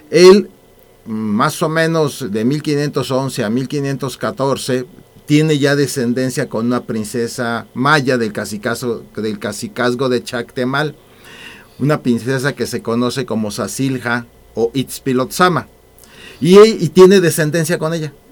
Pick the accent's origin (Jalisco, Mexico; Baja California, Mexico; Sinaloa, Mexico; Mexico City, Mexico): Mexico City, Mexico; born there; de Salamanca tanto paterna como materna, mis raíces son salmantinas, aunque yo circunstancialmente nací en la Ciudad de México, pero yo me considero salmantino.